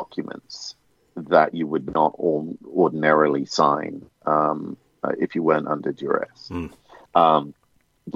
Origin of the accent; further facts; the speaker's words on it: United Kingdom; I'm a Brit